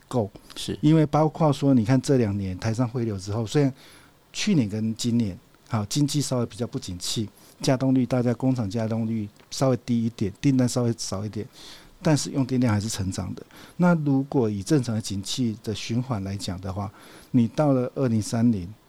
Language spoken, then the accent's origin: Chinese; southern Taiwan, Taiwan; 我来自于南部嘛，中南部都是透天最嗯。多